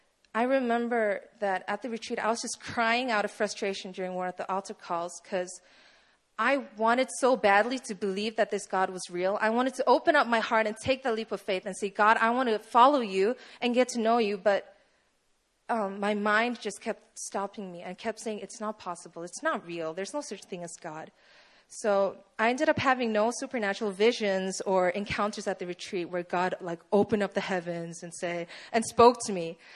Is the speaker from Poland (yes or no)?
yes; Poland; So, hi, you obviously know … I'm 19 years old. I'm originally from Poland